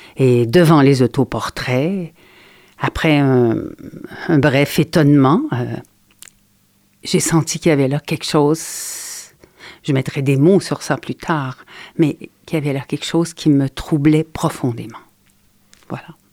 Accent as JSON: {"language": "French", "region": "Quebec", "country": "Canada", "said": "je suis canadienne"}